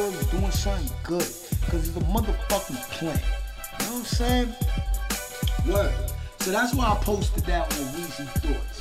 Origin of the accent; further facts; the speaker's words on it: New York City, New York, United States; I'm from Brooklyn, New York